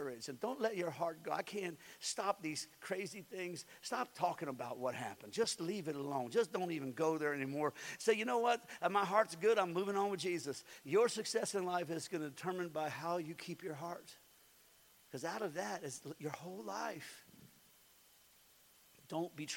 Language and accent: English; United States; I was born in the United States of America.